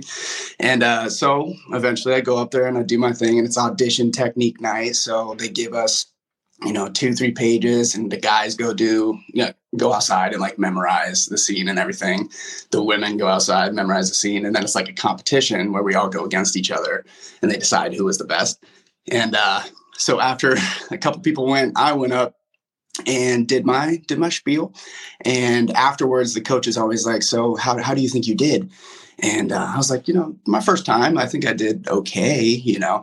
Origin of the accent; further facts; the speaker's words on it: West Des Moines, Iowa, United States; moved away as an adult; now in Los Angeles, United States; I'm from West Des Moines, Iowa. Grew up in West Des Moines, obviously.